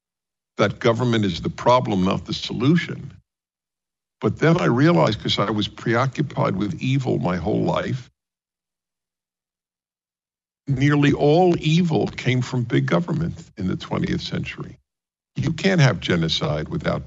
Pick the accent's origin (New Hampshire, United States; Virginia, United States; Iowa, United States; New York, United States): New York, United States; moved away; also born or lived in California; I'm a Jew from New York.